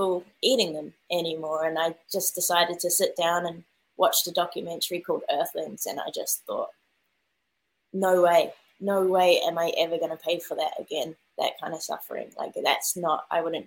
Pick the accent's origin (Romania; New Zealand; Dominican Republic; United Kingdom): New Zealand; I obviously grew up in New Zealand